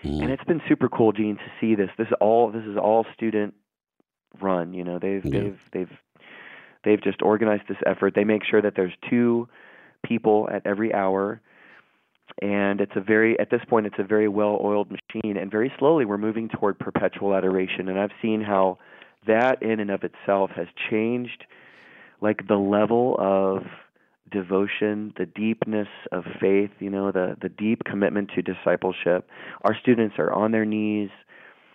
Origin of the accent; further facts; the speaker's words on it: Dallas, Texas, United States; moved away as an adult; now in Ohio, United States; I grew up in Dallas, Texas, and I went to Catholic school